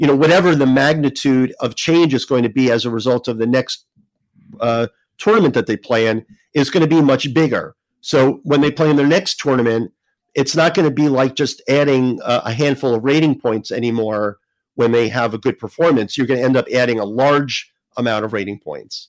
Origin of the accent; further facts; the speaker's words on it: New Jersey, United States; I grew up in New Jersey